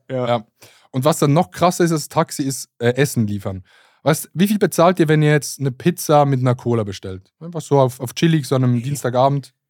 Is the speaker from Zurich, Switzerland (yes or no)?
no; Basel, Basel-Stadt, Switzerland; Ich komme aus Basel